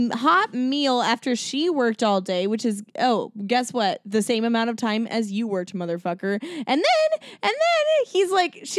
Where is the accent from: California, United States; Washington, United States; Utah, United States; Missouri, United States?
Washington, United States; Seattle; I grew up in Seattle, which is like white music topia.